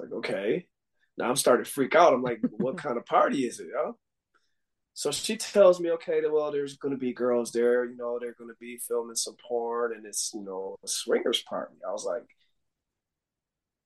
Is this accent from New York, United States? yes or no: yes; Buffalo, New York, United States; moved away as an adult; also born or lived in Hawaii; I moved back from Hawaii back to home in Buffalo, New York